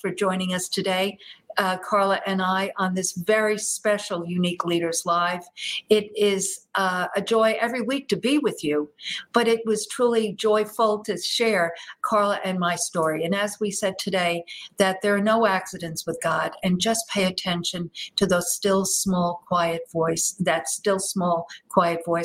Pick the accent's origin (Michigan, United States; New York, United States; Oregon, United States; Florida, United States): New York, United States; New York area, United States; moved away as an adult; now in Texas, United States; a New York girl deep in the heart of Texas as a young gal, a young child, and then growing up in the New York area during the 60s and 70s